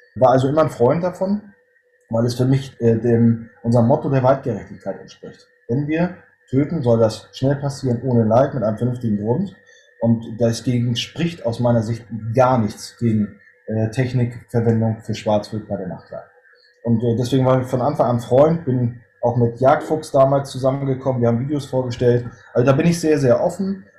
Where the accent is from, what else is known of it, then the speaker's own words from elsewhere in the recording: Northern Germany, Germany; Ich bin äh, Norddeutscher, bin 46 Jahre alt